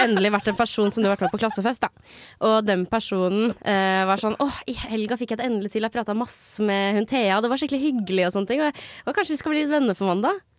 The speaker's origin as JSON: {"language": "Norwegian", "region": "Finnmark", "country": "Norway", "tie": "born or raised there", "moved": "yes", "said": "jeg er født i Finnmark."}